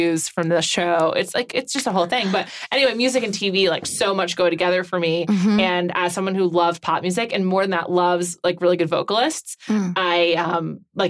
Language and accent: English; New York, United States; I grew up in New York